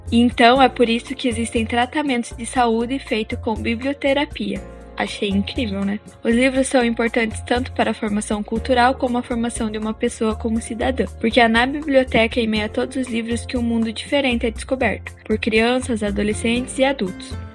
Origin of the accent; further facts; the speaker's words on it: interior of Paraná, Brazil; moved away; eu vim do interior do Paraná, por isso o sotaque